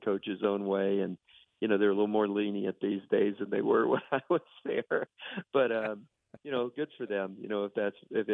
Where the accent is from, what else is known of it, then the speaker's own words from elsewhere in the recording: Miami, Florida, United States; moved away; that's where I grew up in South Florida